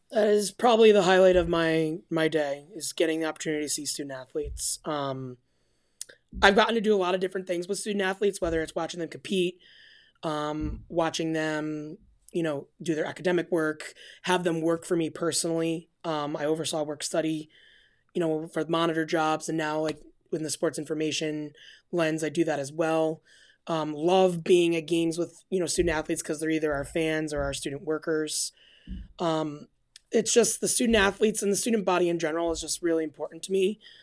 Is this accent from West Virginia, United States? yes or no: no; Albany, New York, United States; I am born and raised in Albany, New York